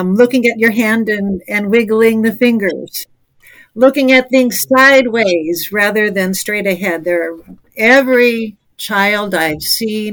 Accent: Minnesota, United States; moved away; also born or lived in Chicago, Illinois; I moved from Minnesota, where I was growing up, to Chicago.

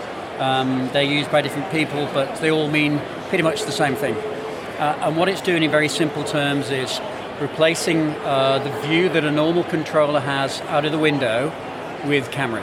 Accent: England, United Kingdom; moved away as an adult; now in Australia; I'm English, obviously, by heritage. I came to Australia 25 years ago.

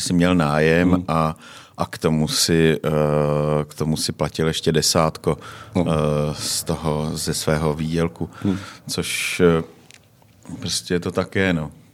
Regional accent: Czechia; my, jako Češi

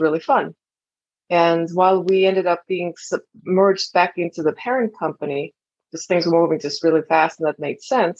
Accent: Estonia; moved away as an adult; I'm originally from Estonia and came here as an exchange student

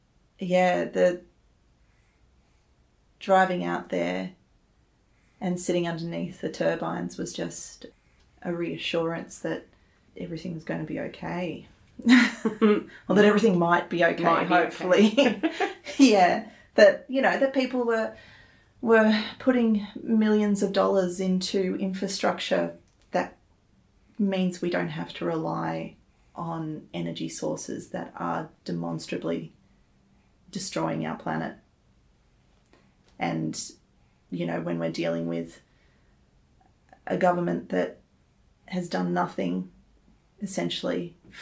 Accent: Sydney, New South Wales, Australia; I'm originally from Sydney.

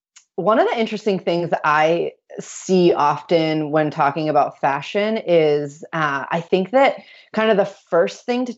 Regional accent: New York, United States; so I grew up in New York. I grew up in upstate New York. Now I live further downstate.

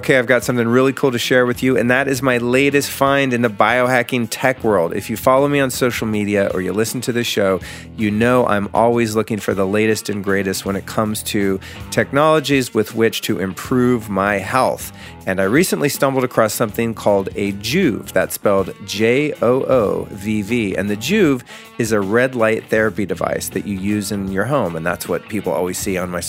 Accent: Aspen, Colorado, United States; moved away; lovely Aspen, Colorado. That's right, my hometown, the town in which I was conceived many moons ago

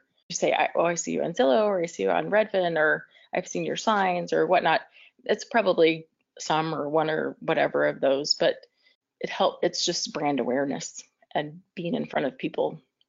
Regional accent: Amarillo, Texas, United States; I grew up in Amarillo, Texas, and then my husband and I lived there for a couple of years early on in our marriage.

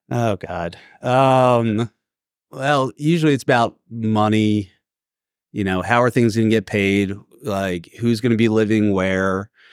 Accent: Philadelphia, Pennsylvania, United States; moved away as an adult; also born or lived in Northeast US / Washington, D.C.; now in Atlanta, United States; born and raised in Philly

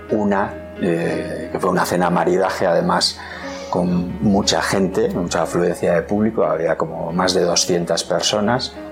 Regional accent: Madrid, Community of Madrid, Spain; Tengo una, anécdota, ahora, ocurrió en Madrid, mi pueblo.

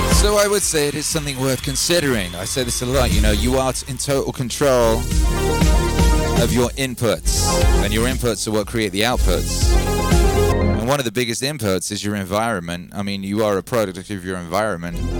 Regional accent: United Kingdom; moved away as an adult; now in United States; I was born in the UK. My whole family's in the UK. I moved our family to the USA.

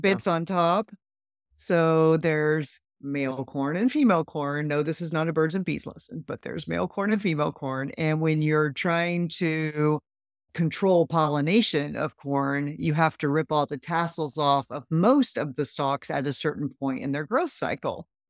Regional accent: Midwest, United States; I grew up in the Midwest

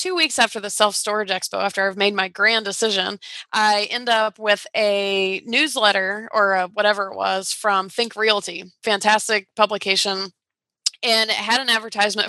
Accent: Atlanta, Georgia, United States; I was from Atlanta

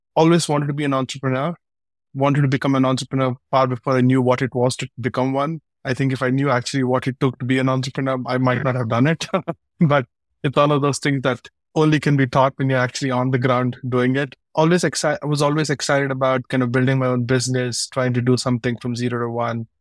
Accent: India; moved away as an adult; also born or lived in United States; I'm born and raised in India

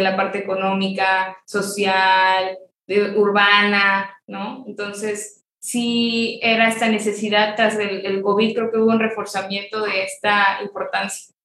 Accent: Mérida, Yucatán, Mexico; yo igual crecí en el Parque de las Américas y creo que, este, bueno, que está aquí en, en, la ciudad de Mérida

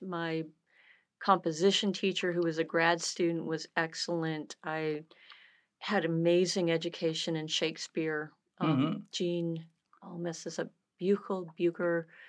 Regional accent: North Carolina, United States; also born or lived in Toledo, Ohio / Southern California / Michigan; North Carolina, by way of Toledo, Ohio, Southern California, and back in Michigan, but a North Carolinian since 1978.

